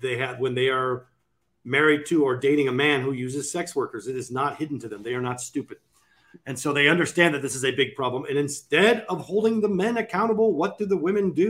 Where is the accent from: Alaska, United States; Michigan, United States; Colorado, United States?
Alaska, United States; Sitka; in my hometown of Alaska